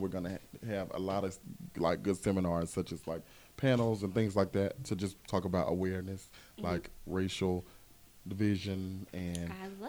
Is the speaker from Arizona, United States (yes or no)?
no; Jackson, Mississippi, United States; moved away as an adult; now in Dallas, United States; my hometown, Jackson, Mississippi.